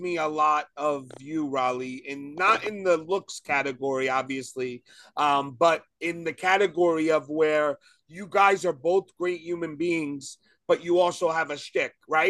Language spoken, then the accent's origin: English; New York City, New York, United States; now in Long Island, United States; I grew up in Brooklyn my whole life. You know, I just moved out to Long Island.